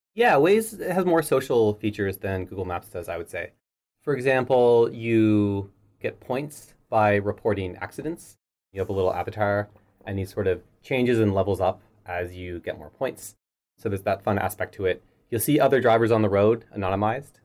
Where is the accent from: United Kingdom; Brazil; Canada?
Canada; Halifax, Nova Scotia; moved away as an adult; also born or lived in Toronto; I moved to then Toronto from Halifax, where I grew up